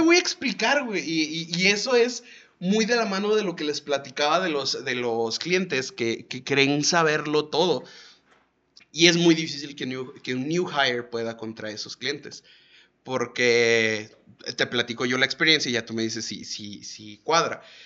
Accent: León, Guanajuato, Mexico; moved away; allá en León, o sea, de donde soy

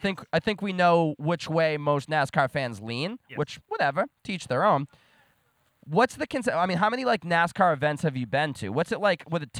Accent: Boston, Massachusetts, United States; I'm from Boston.

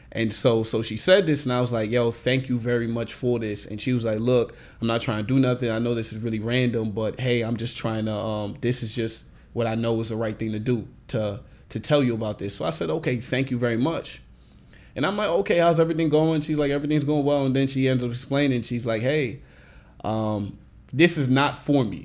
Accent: Nigeria; I'm Nigerian

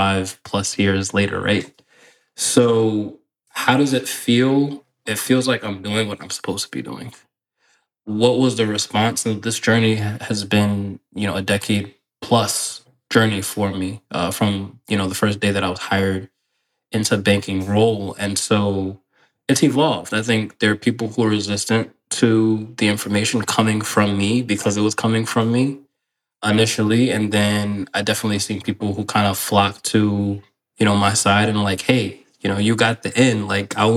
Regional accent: Westchester County, New York, United States; growing up in Westchester County, New York

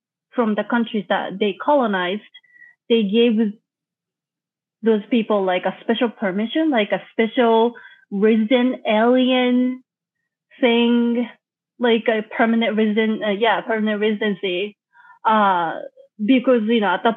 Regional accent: Japan; moved away; I'm originally from Japan. I was born and raised there.

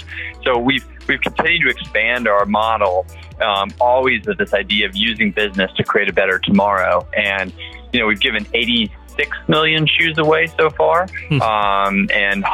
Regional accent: Texas, United States; I'm from Texas

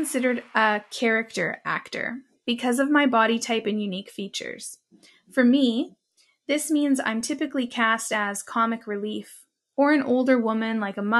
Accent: Robinson-Huron Treaty Territory, Ontario, Canada; now in Edmonton, Canada; I am the daughter of Irish settler and Italian immigrant parents. I was born in Robinson-Huron Treaty Territory, homeland of the Anishinaabek Nation, where I grew up with my toes in the cold waters of Lake Superior.

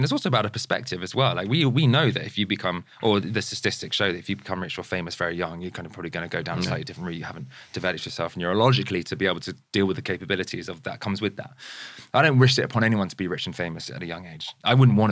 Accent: near Farnham, Guildford, Surrey, South East England, United Kingdom; now in Brentford, United Kingdom; I was born and raised near Farnham, Guildford

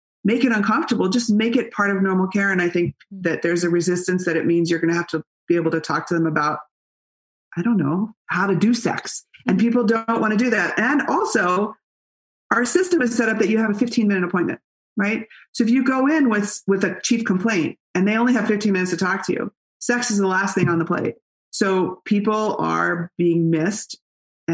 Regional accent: Berkeley, California, United States; I grew up in Berkeley

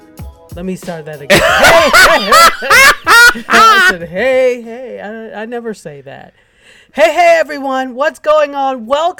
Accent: New York, United States; I'm a New Yorker

